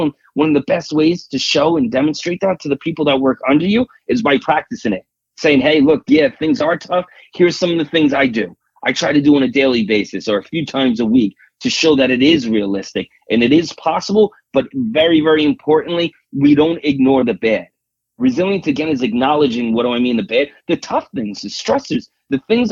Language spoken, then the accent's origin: English; New York, United States; accent: New York; I'm from New York